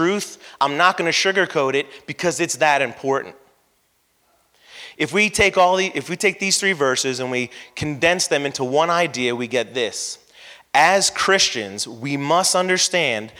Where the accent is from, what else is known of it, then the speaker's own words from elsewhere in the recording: San Carlos Park, Florida, United States; I grew up in San Carlos Park in the 80s where there was nothing but dirt roads, woods, and construction